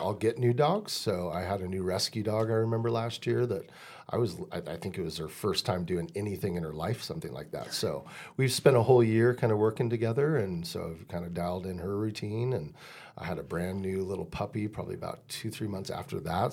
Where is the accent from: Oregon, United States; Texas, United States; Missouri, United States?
Oregon, United States; Deschutes County, Central; I'm twenty miles away and this is my hometown fair